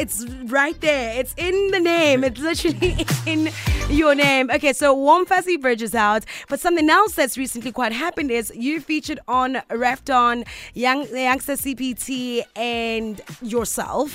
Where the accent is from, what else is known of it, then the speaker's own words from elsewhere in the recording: Pretoria, Gauteng, South Africa; I'm from Pretoria myself